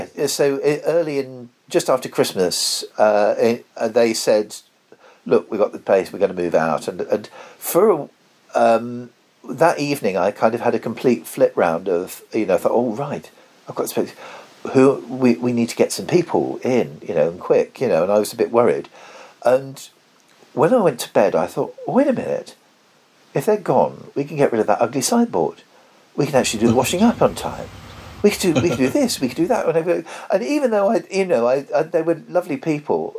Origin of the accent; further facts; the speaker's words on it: United Kingdom; I grew up in Tollgate Road.